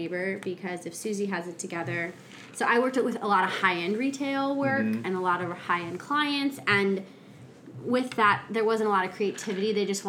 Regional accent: Illinois, United States; moved away as an adult; also born or lived in St. Louis / Oklahoma; I grew up in Illinois.

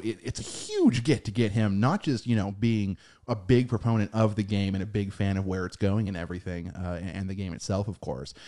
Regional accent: United States; we are American

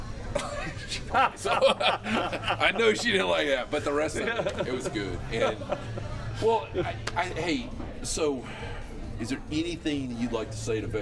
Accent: Niceville, Florida, United States; I grew up right outside Eglin Air Force Base in a little place called Niceville

